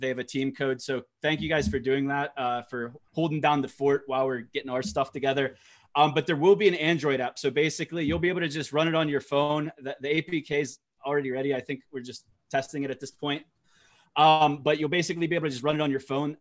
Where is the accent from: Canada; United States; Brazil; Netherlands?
United States; I'm American